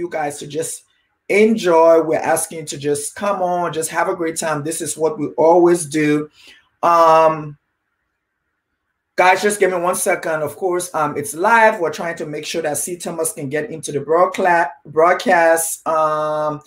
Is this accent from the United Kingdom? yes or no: no; Liberia; moved away; I'm originally from Liberia, Africa, West Africa.